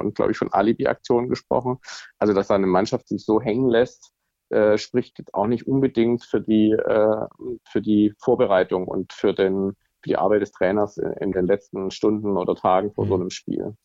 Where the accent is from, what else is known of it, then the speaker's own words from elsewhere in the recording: Swabia, Germany; now in Hamburg, Germany; als Schwabe